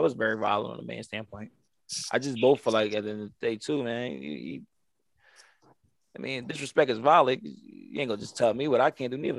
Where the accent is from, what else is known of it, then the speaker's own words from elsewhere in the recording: Atlanta, Georgia, United States; I'm from Atlanta